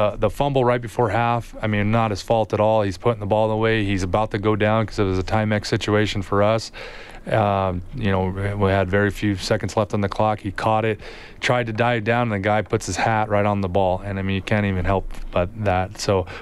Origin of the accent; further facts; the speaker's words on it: Yuma, Arizona, United States; now in Edmonton, Canada; I grew up in Yuma, Arizona